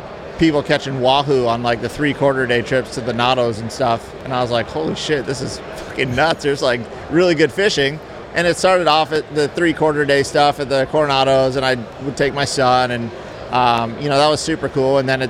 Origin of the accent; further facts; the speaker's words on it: Palm Beach, Florida, United States; Palm Beach, Florida.